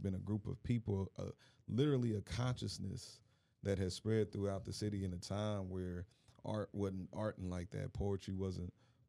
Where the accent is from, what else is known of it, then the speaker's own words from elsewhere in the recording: Indianapolis, Indiana, United States; I'm from Indianapolis, married with three kids, a dog.